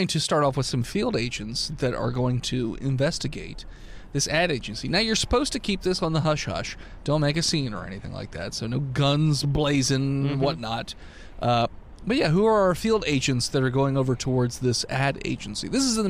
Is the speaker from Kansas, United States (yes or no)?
no; Pennsylvania, United States; I mean, I'm from Pennsylvania. I know what water is.